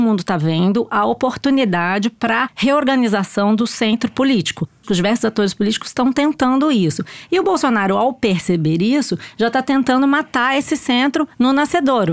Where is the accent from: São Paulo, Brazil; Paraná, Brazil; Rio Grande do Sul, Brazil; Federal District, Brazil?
São Paulo, Brazil; Cruzeiro; moved away; lá em Cruzeiro, na minha terra, lá no interior de São Paulo